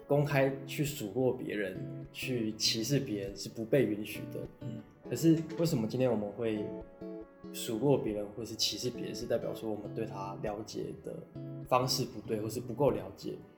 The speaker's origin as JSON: {"language": "Chinese", "region": "Taipei", "country": "Taiwan", "tie": "born or raised there", "said": "我从小，我出生在台北，从小到大都在，反正就是在台北长大啦，从出生到现在念研究所都没有离开过台北"}